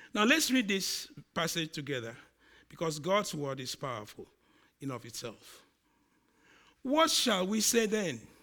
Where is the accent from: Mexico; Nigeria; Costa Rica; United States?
Nigeria; accent: Nigerian; my accent, the Nigerian one, comes on.